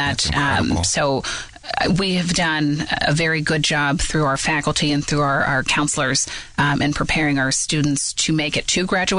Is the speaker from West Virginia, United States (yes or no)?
yes; Moundsville, West Virginia, United States; moved away as an adult; also born or lived in New Jersey; now in Pittsburgh, United States; I grew up in Moundsville, West Virginia, and my husband is from Butler, so Pittsburgh was right there in the middle.